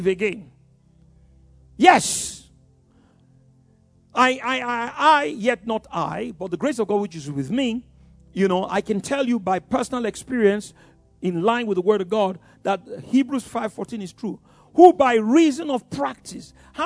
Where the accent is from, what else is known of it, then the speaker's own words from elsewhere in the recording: Yorubaland, Nigeria; I grew up in Yoruba land. We are wonderful people